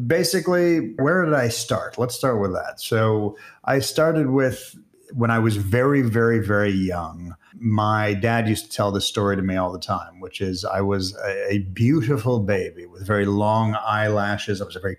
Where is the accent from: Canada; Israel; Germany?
Israel; also born or lived in United States; Funny thing is, I'm Israeli as well as American. And even in Israel, I have to pronounce at least half of my name.